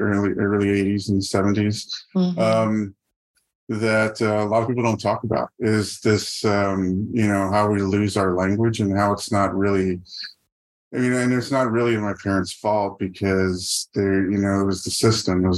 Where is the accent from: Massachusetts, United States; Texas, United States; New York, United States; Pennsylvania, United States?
Texas, United States; Donna; moved away as an adult; now in San Antonio, United States; I was born and raised in Donna, Texas